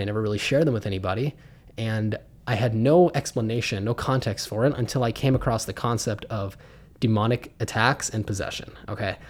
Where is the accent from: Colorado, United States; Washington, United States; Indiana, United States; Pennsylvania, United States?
Pennsylvania, United States; Pittsburgh; I was raised in Pittsburgh, Pennsylvania.